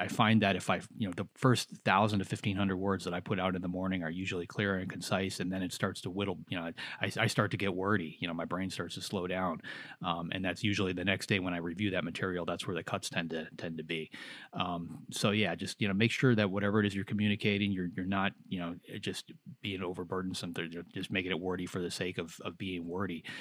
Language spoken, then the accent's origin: English; near Chicago, Illinois, United States; growing up near Chicago